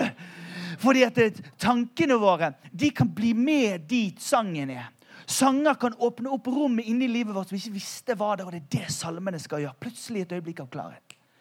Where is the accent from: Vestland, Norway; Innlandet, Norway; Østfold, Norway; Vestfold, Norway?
Vestland, Norway; Bergen; Vi er jo fra Bergen